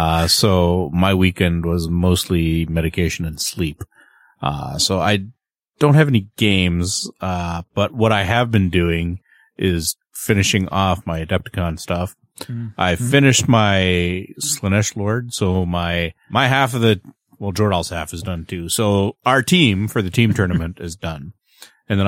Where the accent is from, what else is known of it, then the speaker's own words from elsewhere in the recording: Canada; And I am the Canadian.